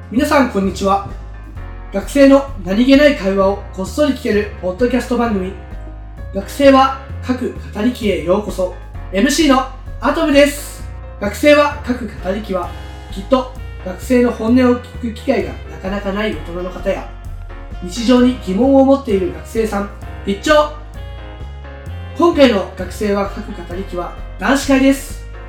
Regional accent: Oita, Japan; moved away as an adult; now in Fukuoka, Japan; 僕は大分県出身、現在二十歳です、大学は福岡大学に通っておりまして

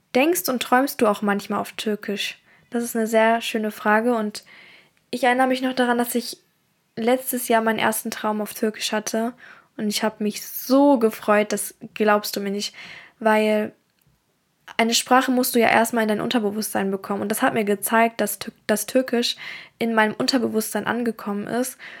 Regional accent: Germany; first language German; Ich bin auch in Deutschland geboren und deswegen ist auch Deutsch meine Muttersprache.

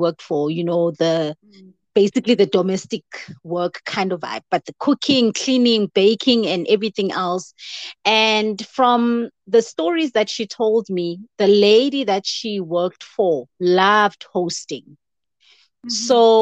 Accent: Soweto, Gauteng, South Africa; I'm born and bred in Soweto, Emapetla.

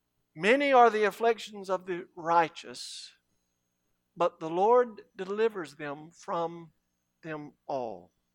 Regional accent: Cairo, Cairo Governorate, Egypt; When I was growing up in Cairo, we had a public pool.

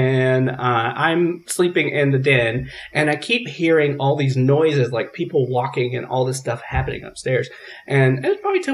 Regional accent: the South, United States; I'm from the South.

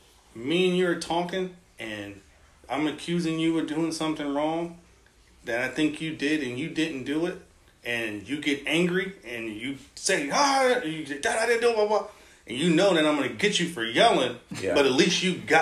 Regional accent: New York, United States; I grew up in New York

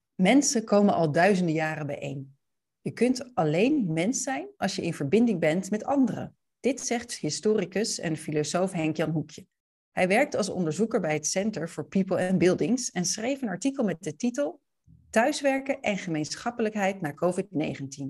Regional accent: Leiden, South Holland, Netherlands; ik kom zelf uit Leiden

